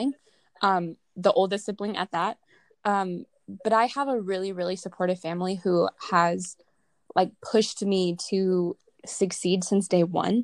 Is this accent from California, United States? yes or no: yes; Southern California, United States; I'm from Southern California, so that's where I'm currently at right now